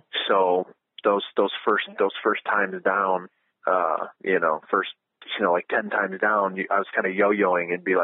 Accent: Ohio, United States; growing up in Ohio

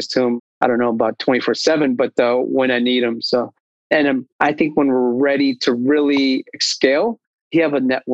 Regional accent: Bay Area, California, United States; moved away as an adult; now in Sacramento, United States; I grew up in the Bay Area, so I felt the startups scene in Silicon Valley

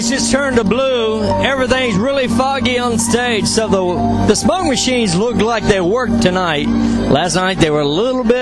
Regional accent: Chicago, Illinois, United States

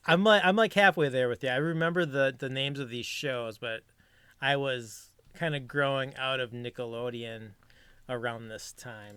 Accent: Minneapolis, Minnesota, United States; Minnesota. I'm out of Minneapolis

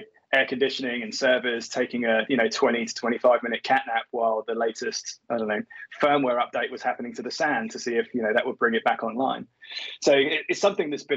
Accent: England, United Kingdom; I'm not American. I'm English.

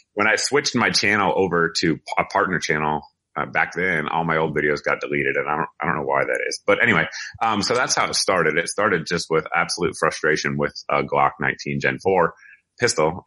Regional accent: Massachusetts, United States; I grew up in Massachusetts, actually right near the Smith and Wesson factory

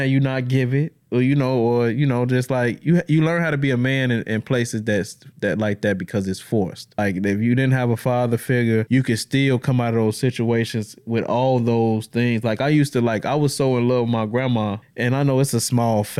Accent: Chicago, Illinois, United States; now in Madison, United States; I was born and raised in Chicago. I was blessed to be with a family that brought me down here to Madison, Wisconsin

